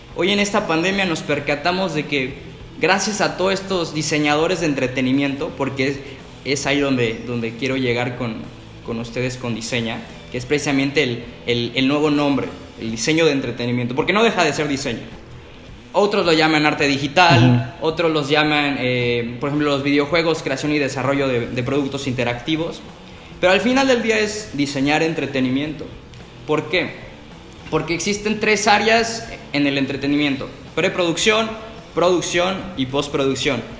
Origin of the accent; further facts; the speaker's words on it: Mexico; somos mexicanos